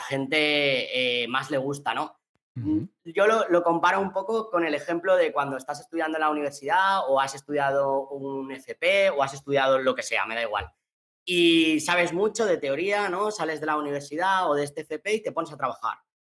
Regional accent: Valencian Community, Spain; also born or lived in Australia; yo soy valenciano

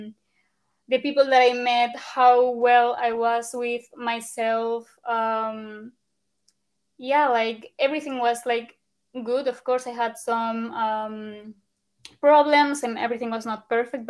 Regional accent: Logroño, La Rioja, Spain; English is a second language; moved away; also born or lived in Ireland / Germany / Canada / Netherlands; I'm from Logroño

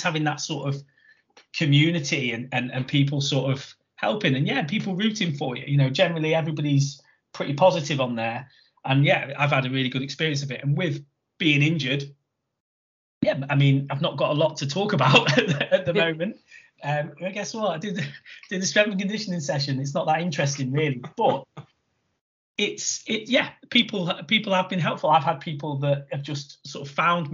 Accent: Chester, North West England, United Kingdom; my hometown one, Chester.

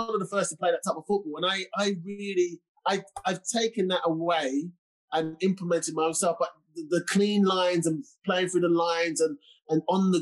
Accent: England, United Kingdom; I'm from England

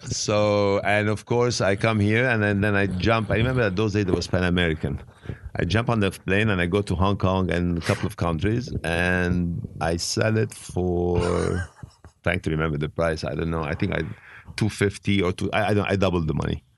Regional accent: Beirut, Beirut Governorate, Lebanon; English is a second language; also born or lived in Italy / France / England / Switzerland; now in United States; I was living in Beirut. I was born in Beirut, and I was living in Europe

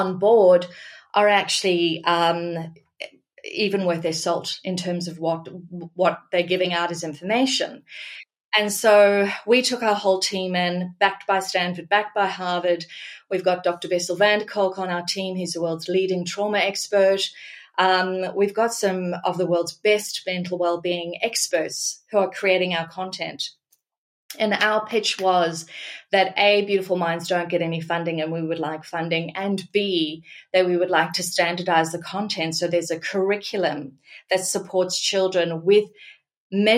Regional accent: Australia; I'm Australian and I'm passionate about this country

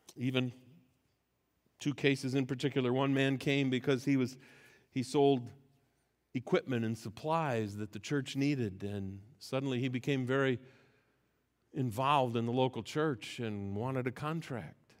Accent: United States; as American Christians

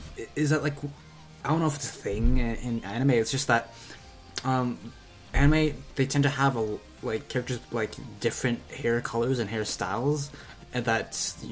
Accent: Canada; as a Canadian

